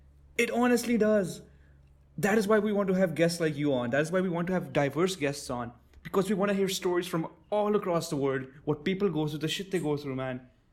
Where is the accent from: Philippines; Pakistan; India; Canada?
Pakistan; So, me being a Pakistani, I'm.